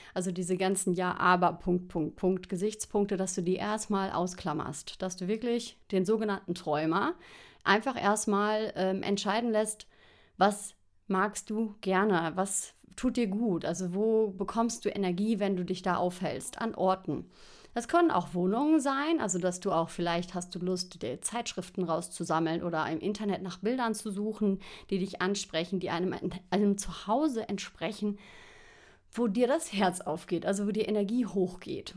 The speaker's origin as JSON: {"language": "German", "town": "Xanten", "region": "North Rhine-Westphalia", "country": "Germany", "tie": "born or raised there", "also_born_or_lived": "Cologne", "moved": "as an adult", "lives_now": "Lenggries, Germany", "said": "Ich bin in Xanten groß geworden. Da habe ich gewohnt, bis ich 19 war."}